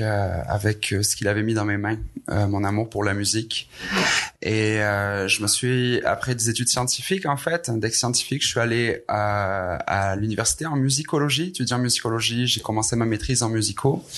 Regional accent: Aix-en-Provence, Provence-Alpes-Côte d'Azur, France; moved away as an adult; now in Quebec, Canada; je suis un, un, Français hybride québécois. Mhm. Euh, qui, ça fait maintenant 16 ans que je suis ici au Québec, euh, né en France, dans le sud de la France, à Marseille, euh, Aix-en-Provence plus précisément

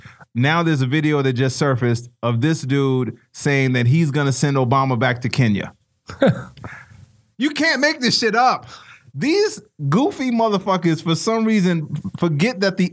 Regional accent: Chicago, Illinois, United States; growing up in Chicago

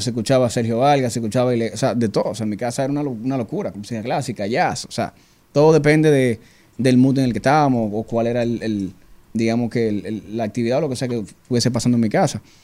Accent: Dominican Republic; soy dominicano

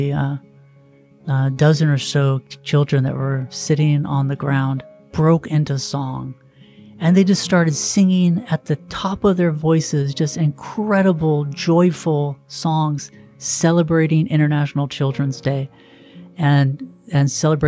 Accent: United States; me, as an American

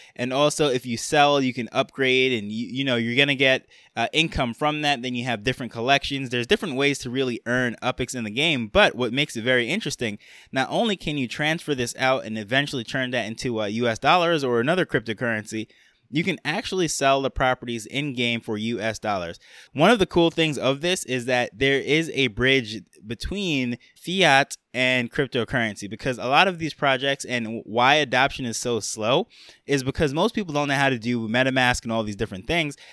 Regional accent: New York, United States; I grew up in New York.

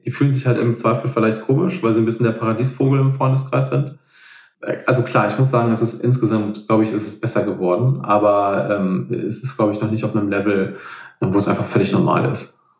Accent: Rhineland, Germany; hier zum Beispiel bei uns im Rheinland

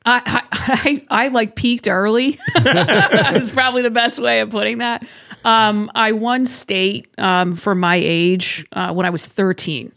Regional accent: Massachusetts, United States; moved away; I'm originally from Massachusetts

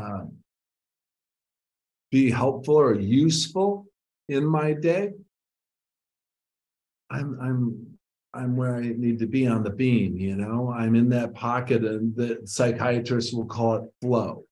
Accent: Ludington, Michigan, United States; I'm sitting across the table at the House of Flavors in Ludington, Michigan.

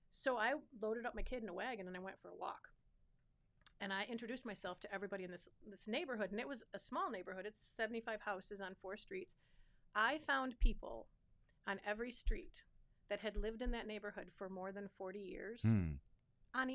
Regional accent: Clinton Township, Michigan, United States; I grew up in Clinton Township. It was a Mount Clemens mailing address. I went to Fraser High School

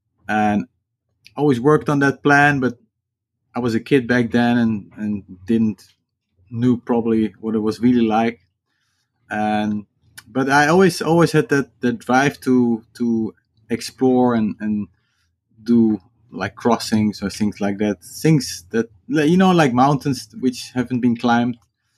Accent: Netherlands; English is a second language; That was very easy because I grew up on a houseboat, and my parents had a sailing school, and which turned later into a sailing and windsurfing school.

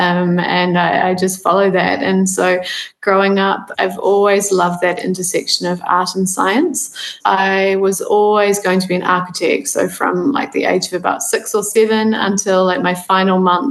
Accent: New Zealand; moved away as an adult; also born or lived in Amsterdam; I actually grew up on a farm here in New Zealand

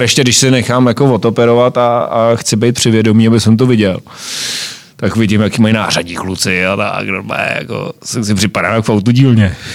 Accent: Jirkov, Ústí nad Labem Region, Czechia; u nás v Jirkově

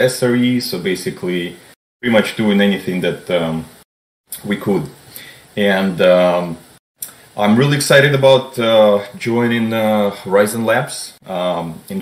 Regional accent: Minsk, Belarus; now in Boston, United States; I was born originally in Belarus, Minsk, and migrated to the United States in 2008. Currently, I'm residing at Boston, Massachusetts

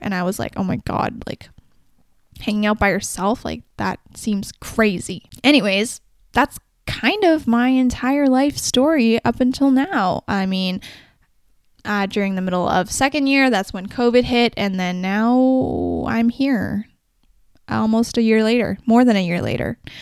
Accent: Vancouver, British Columbia, Canada; also born or lived in Guangzhou, China; I'm from the Vancouver area

